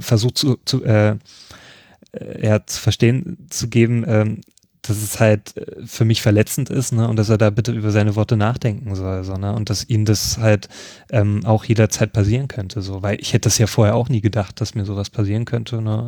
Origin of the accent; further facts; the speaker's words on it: Leipzig, Saxony, Germany; ich komme aus Leipzig